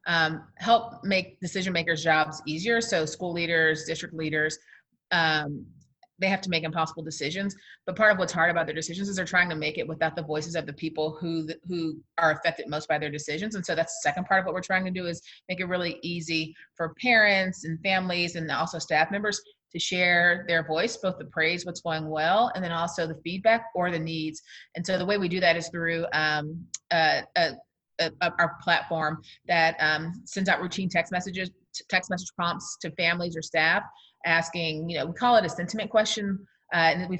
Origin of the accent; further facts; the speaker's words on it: Houston, Texas, United States; moved away; I'm originally from Houston.